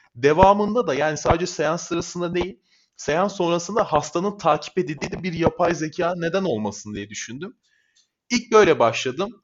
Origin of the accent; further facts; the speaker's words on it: Çorlu, Tekirdağ, Turkey; 1998 yılında Tekirdağ'ın Çorlu ilçesinde doğdum.